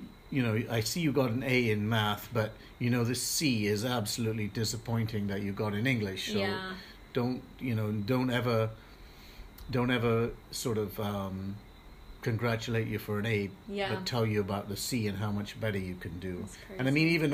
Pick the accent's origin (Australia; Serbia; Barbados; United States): Barbados; I grew up mainly in Barbados